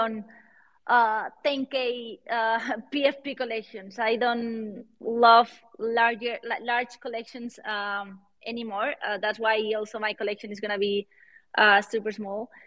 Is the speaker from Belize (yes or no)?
no; Valencia, Valencian Community, Spain; accent: Spanish; English is a second language; also born or lived in London / Miami / Switzerland; now in Madrid, Spain; I'm from Valencia, but I live in, in Madrid.